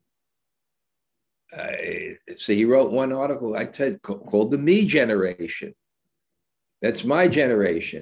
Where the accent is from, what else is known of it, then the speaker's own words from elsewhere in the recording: New York City, New York, United States; I grew up in New York City